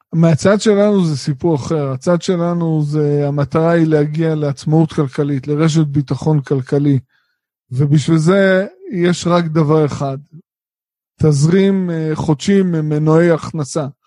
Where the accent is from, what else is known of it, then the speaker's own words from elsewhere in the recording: Israel; אנחנו כישראלים שגרים פה